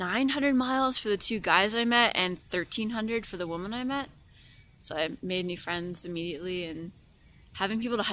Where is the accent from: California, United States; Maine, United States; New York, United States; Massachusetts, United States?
Maine, United States; moved away as an adult; also born or lived in Wisconsin; now in Wyoming, United States; I grew up in Maine on an island